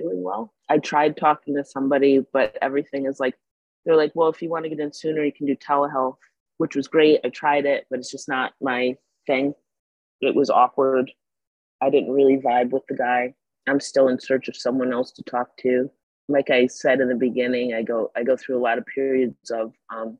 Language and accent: English; Troy, New York, United States; I'm proud to be from Troy